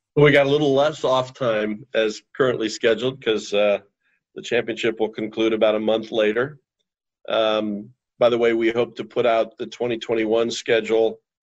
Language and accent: English; Indianapolis, Indiana, United States; Growing up in Indianapolis as a kid